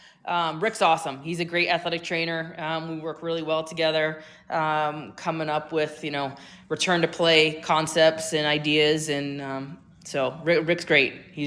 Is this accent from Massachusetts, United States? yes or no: yes; Massachusetts, United States; moved away; I'm from Massachusetts.